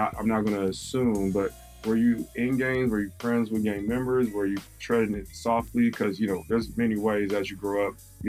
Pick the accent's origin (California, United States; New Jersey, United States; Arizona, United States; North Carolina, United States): California, United States; Compton; growing up in Compton, obviously you see a lot.